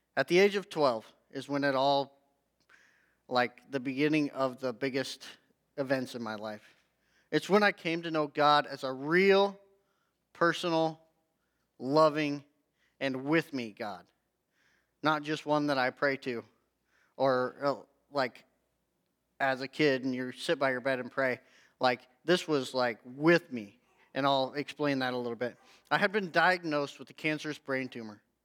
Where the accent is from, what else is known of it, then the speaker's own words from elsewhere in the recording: Hay Springs, Nebraska, United States; also born or lived in Loup City, Nebraska; I was born in Loop City, um, central Nebraska, and then we moved out east to Shattern area, like Hay Springs, uh, is where I grew up and graduated from high school